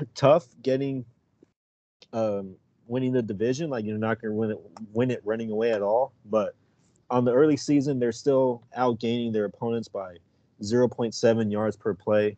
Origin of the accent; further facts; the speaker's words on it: West Coast, United States; growing up on the West Coast